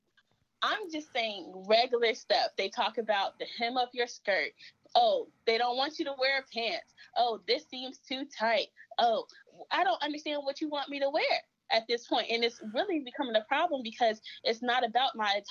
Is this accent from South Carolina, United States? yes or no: yes; Columbia, South Carolina, United States; I'm from Columbia, South Carolina